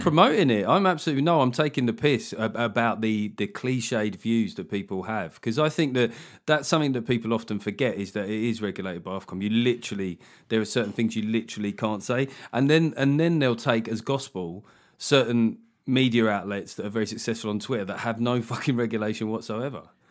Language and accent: English; England, United Kingdom; as an English person